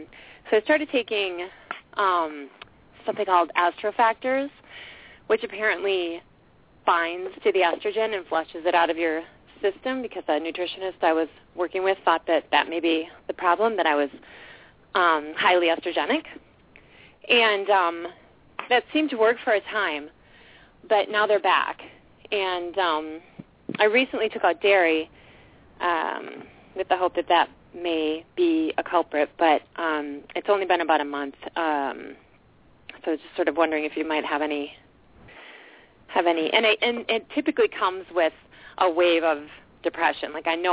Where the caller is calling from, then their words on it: St. Paul, Minnesota, United States; Hi, it's … from St. Paul.